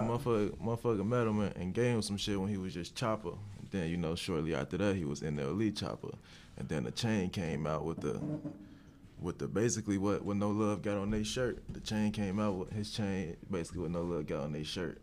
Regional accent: Cincinnati, Ohio, United States; I'm from Cincinnati, Ohio

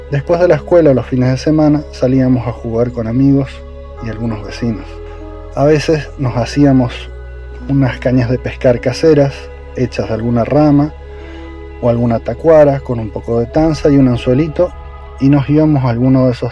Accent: Aristóbulo del Valle, Misiones, Argentina; soy oriundo de una pequeña localidad de la zona centro de Misiones que se llama Aristolo del Valle. Para darles un poco de contexto, les cuento que mi pueblo está en una zona muy muy verde.

